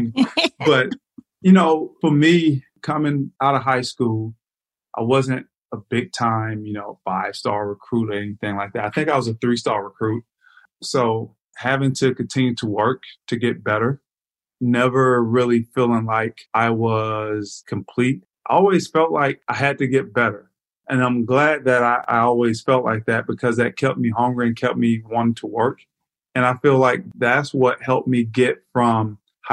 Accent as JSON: {"language": "English", "region": "Florida", "country": "United States", "tie": "born or raised there", "said": "me growing up in Florida"}